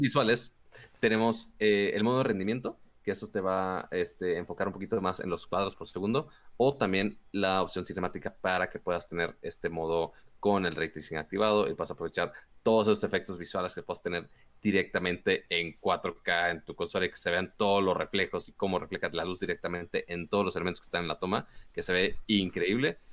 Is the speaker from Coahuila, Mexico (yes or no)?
no; Monterrey, Nuevo León, Mexico; Yo soy de Monterrey, puedo ser codos